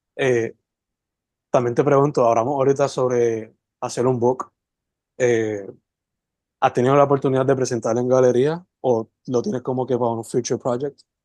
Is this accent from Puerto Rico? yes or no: yes; Sabana Grande, Puerto Rico; also born or lived in San Germán / Mayagüez; yo toda la vida me crié entre Semana Grande San Germán, visitando a mi abuela, Santa Isabel, estudiando en el colegio, Somayagüe